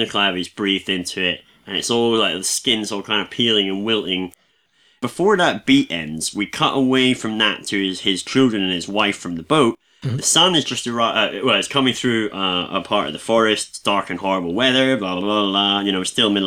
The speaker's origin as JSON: {"language": "English", "region": "Scotland", "country": "United Kingdom", "said": "I'm Scottish as a deep fried iron brew bar"}